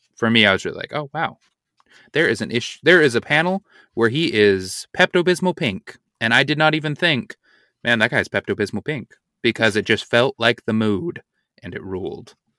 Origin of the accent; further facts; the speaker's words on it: Utah, United States; I'm from Utah